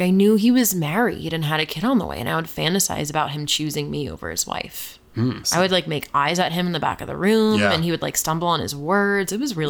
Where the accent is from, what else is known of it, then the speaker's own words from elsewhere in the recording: Boulder, Colorado, United States; Have one, but we don't go back there. And my hometown is actually Boulder.